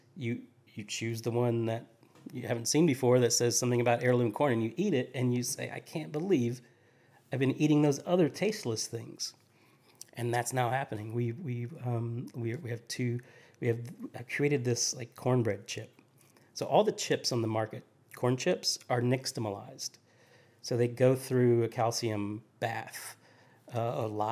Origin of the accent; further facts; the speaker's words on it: Appalachia, United States; also born or lived in Charleston, South Carolina; now in Nashville, United States; the mountains where I grew up in Appalachia